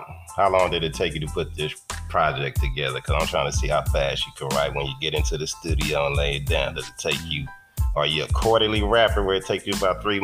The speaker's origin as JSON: {"language": "English", "town": "Long Beach", "region": "California", "country": "United States", "tie": "born or raised there"}